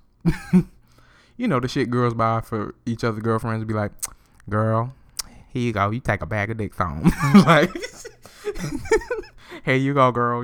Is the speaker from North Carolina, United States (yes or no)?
yes; McLeansville, North Carolina, United States; So I'm, I'm from Carolina